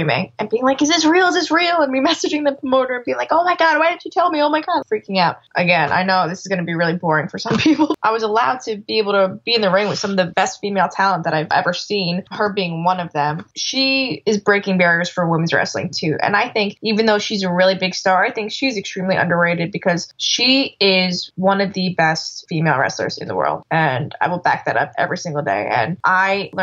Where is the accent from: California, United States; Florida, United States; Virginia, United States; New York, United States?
New York, United States; Dutchess Stadium; And I grew up watching baseball games at Dutchess Stadium.